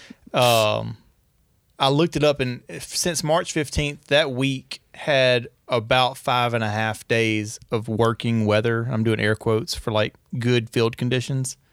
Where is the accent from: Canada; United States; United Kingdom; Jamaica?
United States; Northeast Louisiana; I'm from Northeast Louisiana